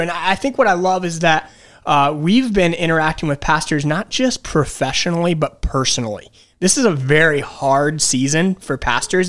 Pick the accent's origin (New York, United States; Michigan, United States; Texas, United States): Michigan, United States; Detroit; moved away as an adult; now in Wilkes-Barre, United States; I'm originally from Detroit, Michigan.